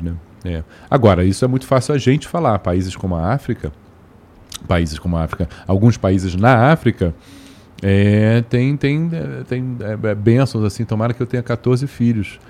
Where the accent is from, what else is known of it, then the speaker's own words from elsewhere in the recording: Rio de Janeiro, Brazil; also born or lived in Brasília / Washington, United States / Lisbon, Portugal; vim para o Rio, fiquei no Rio pro resto da vida. Então me considero um carioca